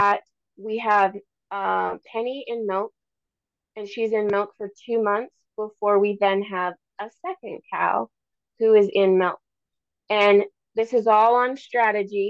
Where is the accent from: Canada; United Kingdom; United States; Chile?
United States; Minnesota; now in Alaska, United States; I grew up in Minnesota in conventional lower 48 dairies